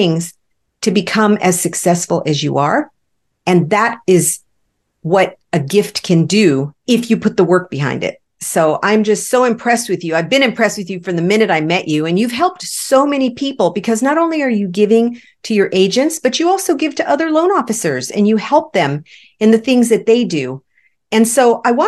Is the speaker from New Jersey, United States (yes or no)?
no; Los Angeles, California, United States; now in Arizona, United States; I grew up in Los Angeles. And even though I live in Arizona